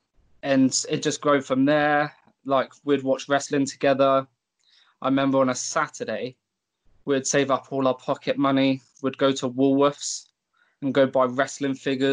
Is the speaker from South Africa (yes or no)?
no; Tavistock, South West England, United Kingdom; my hometown of Tavistock